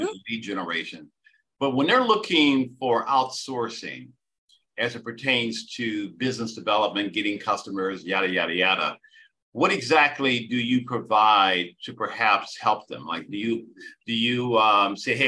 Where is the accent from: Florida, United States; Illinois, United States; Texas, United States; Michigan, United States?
Michigan, United States; moved away; I'm from Michigan